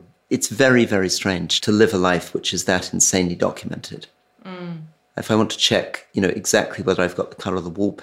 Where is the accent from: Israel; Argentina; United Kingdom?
United Kingdom; Scotland; I'm a Scot